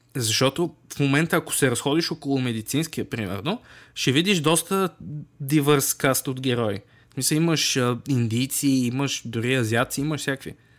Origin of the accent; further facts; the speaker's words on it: Bulgaria; сме си от тази държава